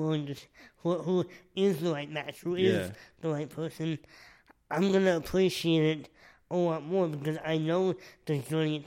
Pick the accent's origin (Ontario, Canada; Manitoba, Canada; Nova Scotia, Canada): Nova Scotia, Canada; when I was a baby, I lived there for like 18 months